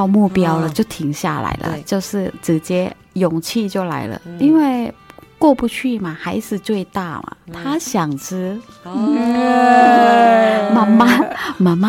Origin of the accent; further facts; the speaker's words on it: Thailand; now in Taiwan; 我来自泰国，